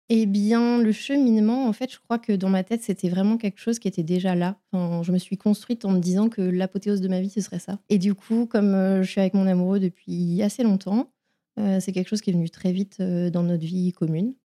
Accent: Vitré, Brittany, France; also born or lived in Saint-Malo; je suis bretonne, je suis née à Saint-Malo et j'ai grandi à Vitré, près de Rennes.

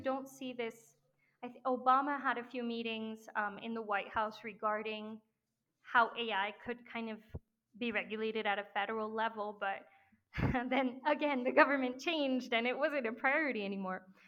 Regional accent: France; now in Mexico; because I grew up in France

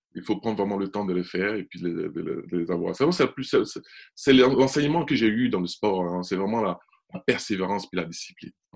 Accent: Côte d’Ivoire; je suis né en Côte d'Ivoire

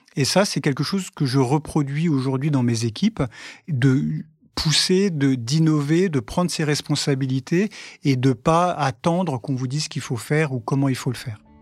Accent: France; nous les Français

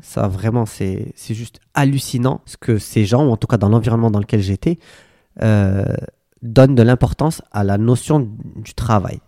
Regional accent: Casablanca, Casablanca-Settat, Morocco; moved away as an adult; also born or lived in Hawaii / United States; J'ai grandi à Casablanca, j'ai fait mes études à Casablanca

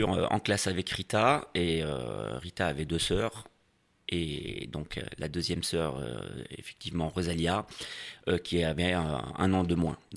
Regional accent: Palermo, Sicily, Italy; born or raised there; moved away; also born or lived in Annecy, France

